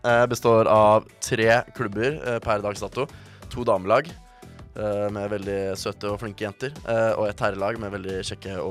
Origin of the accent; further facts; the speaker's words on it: Bergen, Vestland, Norway; Jeg er også fra Bergen.